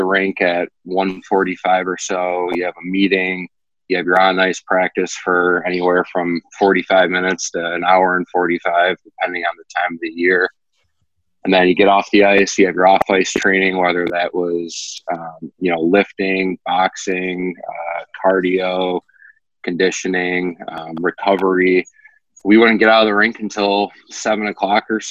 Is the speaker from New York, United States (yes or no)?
no; outside Detroit, Michigan, United States; I grew up outside Detroit